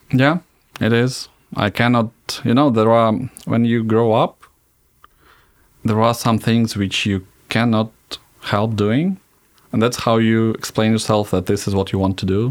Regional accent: Zhukovsky, Moscow Oblast, Russia; also born or lived in Smolensk; So we moved to Żukowski right in, when I was one and a half years old.

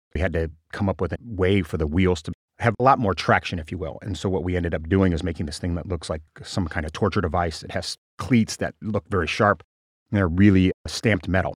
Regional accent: small Nebraska town, United States; born or raised there; moved away

